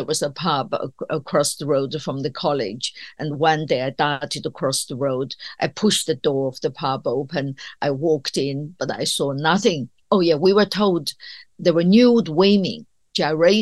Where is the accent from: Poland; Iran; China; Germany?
China; moved away as an adult; now in United Kingdom; I grew up in China that was completely isolated from the outside world.